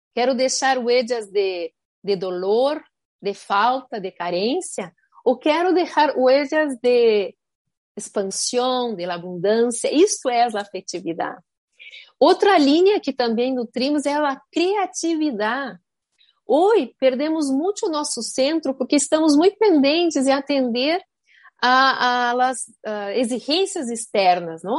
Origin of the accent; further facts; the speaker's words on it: Rio Grande do Sul, Brazil; now in Miami, United States; em Rio Grande do Sul, de onde venho, há muitas empresas familiares